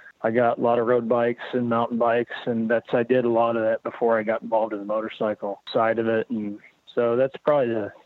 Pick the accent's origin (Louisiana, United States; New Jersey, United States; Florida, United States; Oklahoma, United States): Oklahoma, United States; I'm from Oklahoma.